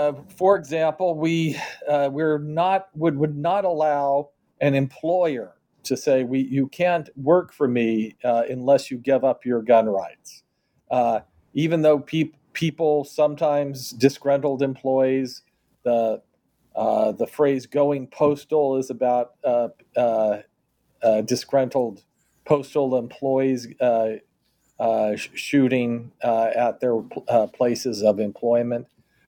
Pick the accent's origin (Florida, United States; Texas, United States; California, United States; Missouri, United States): Missouri, United States; Kansas City; So in my hometown of Kansas City, there is an entertainment district just next door called Westport.